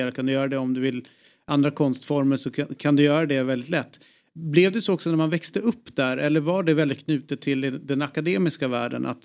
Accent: Uppsala, Uppsala County, Sweden; Vi är från Uppsala.

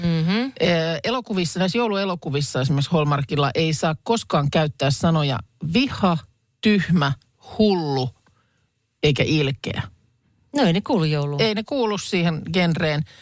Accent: Lahti, Päijät-Häme, Finland; Mä olen kotoisin siis Lahesta ja toi on, ton Joo. verran siellä on sitä murretta, että ehkä se D voi sieltä niin kuin jäädä pois, että nimenomaan jos on Lahesta, niin on Lahesta eikä Lahdesta

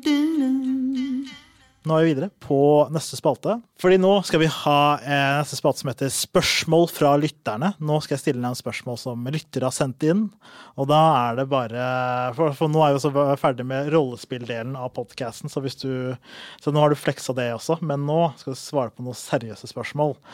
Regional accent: Oslo, Norway; jeg er fra Oslo

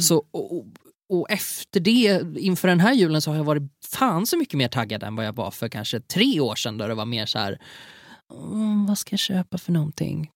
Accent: Gothenburg, Västra Götaland, Sweden; accent: Gothenburg (göteborgska); lät jag så göteborgsk

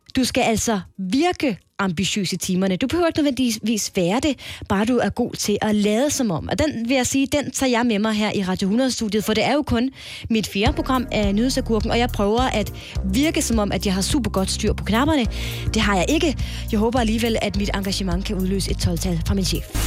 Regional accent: Jutland, Denmark; jeg er jyde

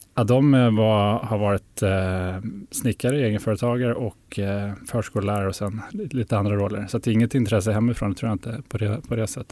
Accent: Härnösand, Västernorrland County, Sweden; moved away; also born or lived in Sundsvall / London / Lund; Jag är norrlänning. Jag kommer från Härnösand som ligger nästan eh, mitt i Sverige. Så där växte jag upp

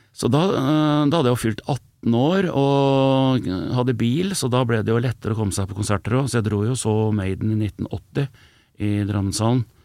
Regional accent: Elverum, Innlandet, Norway; jeg kommer fra Elverum, som er eh, ikke, ikke, sånn kjempelangt, en 13 mil fra Oslo.

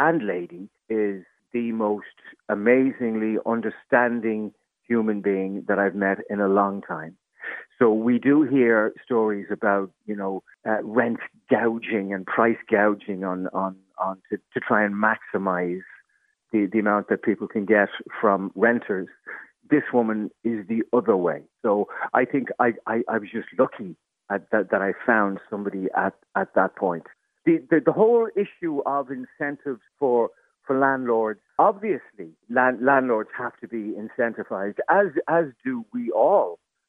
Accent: Dublin, Leinster, Ireland; I'm born and bred in Dublin, so about 10-12 years ago I decided to up sticks and get out of the city.

